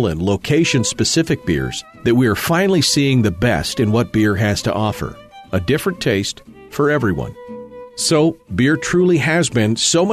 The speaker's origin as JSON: {"language": "English", "town": "Fairbanks", "region": "Alaska", "country": "United States", "tie": "born or raised there", "said": "my hometown of Fairbanks, in the interior of Alaska."}